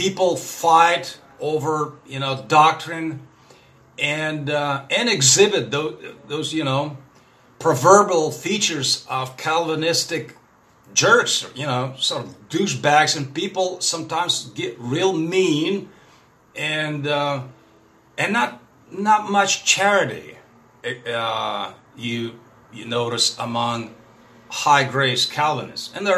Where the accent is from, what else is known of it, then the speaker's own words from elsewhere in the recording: Russia; first language Russian; English is a second language; I'm a Russian guy. My native tongue, of course, is Russian.